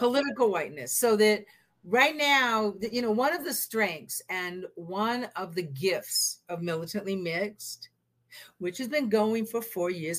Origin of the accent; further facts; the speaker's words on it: the Northwest, Pacific Northwest, United States; I'm from the Northwest, so my parents' marriage wasn't illegal